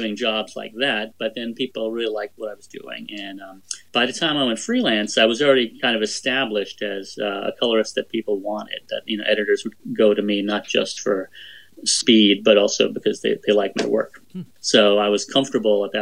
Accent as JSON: {"language": "English", "region": "New York", "country": "United States", "tie": "born or raised there", "said": "I grew up in New York"}